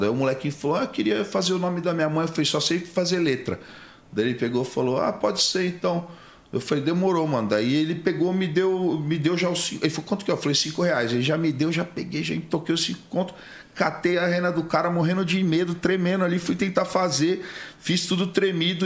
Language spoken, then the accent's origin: Portuguese; Rio Claro, São Paulo, Brazil; also born or lived in Praia Grande; Rio Claro, interior de São Paulo, né? É, perto de Piracicaba, Campinas, é que a região. Fui criado é, na parte de, de sítio ali. E até meus 12 anos eu, eu fui criado ali em Rio Claro. Depois eu vim para Praia Grande